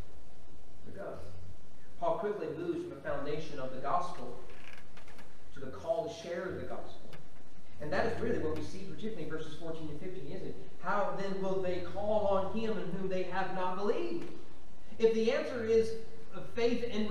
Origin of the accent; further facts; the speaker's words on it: Kentucky, United States; growing up in Kentucky